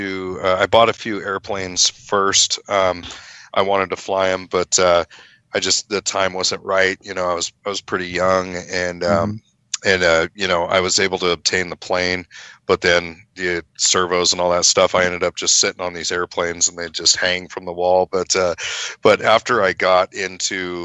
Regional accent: Paradise, California, United States; moved away as an adult; now in Oroville, United States; I was originally from Paradise, California, where that big campfire was, and then we moved down here pre-fire

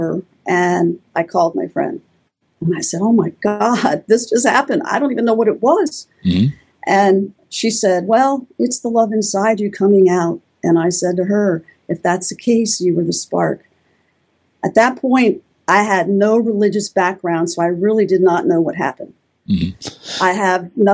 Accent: Florida, United States; moved away as an adult; now in Tennessee, United States; I grew up in Florida my whole life

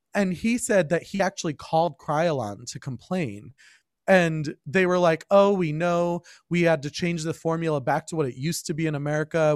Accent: Berkeley Heights, New Jersey, United States; I grew up in Berkeley Heights, I went to, I went through the schools there

